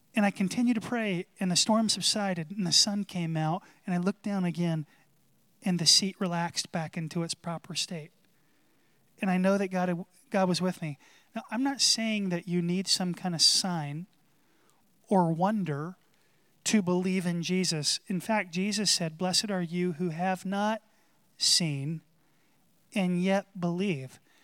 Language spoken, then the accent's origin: English; North Carolina, United States; where I grew up in North Carolina